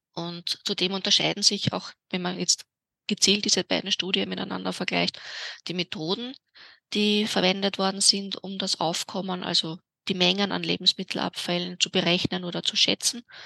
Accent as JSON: {"language": "German", "region": "Vienna", "country": "Austria", "tie": "born or raised there", "said": "in meiner Heimatstadt Wien"}